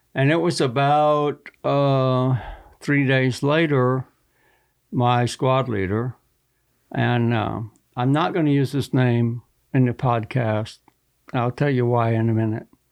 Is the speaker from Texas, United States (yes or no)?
yes; Texas, United States; I grew up hunting in Texas